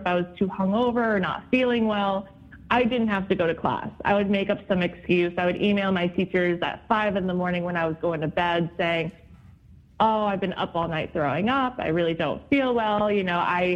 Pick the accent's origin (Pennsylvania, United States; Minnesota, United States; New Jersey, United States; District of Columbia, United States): New Jersey, United States; born or raised there; moved away as an adult; also born or lived in Boston, Massachusetts